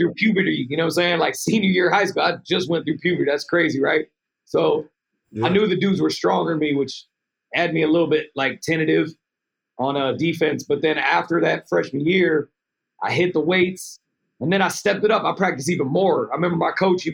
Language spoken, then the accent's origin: English; Keizer, Oregon, United States; I used to go to this gym in my hometown, Kaiser